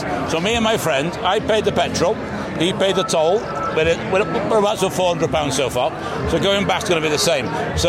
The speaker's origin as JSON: {"language": "English", "town": "Chester", "region": "North West England", "country": "United Kingdom", "said": "I'm from Chester. We're talking in Madrid, Spain. I've driven down from Harden near Chester"}